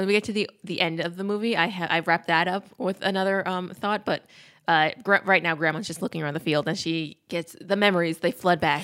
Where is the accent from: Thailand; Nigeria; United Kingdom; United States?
United States; Peekskill, New York; We grew up in Peekskill.